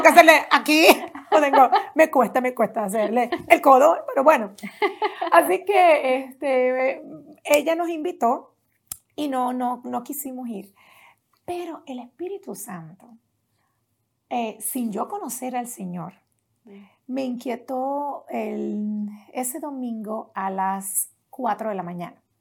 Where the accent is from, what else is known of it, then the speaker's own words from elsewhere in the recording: Las Piedras, Puerto Rico; Allá en Puerto Rico crecí en un pueblo pequeño